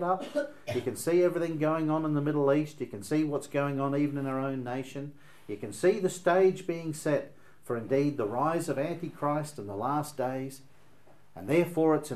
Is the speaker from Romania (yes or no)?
no; Australia; being an Australian